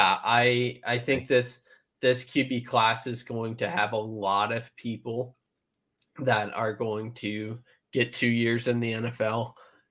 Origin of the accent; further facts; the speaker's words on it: Iowa, United States; I grew up in Iowa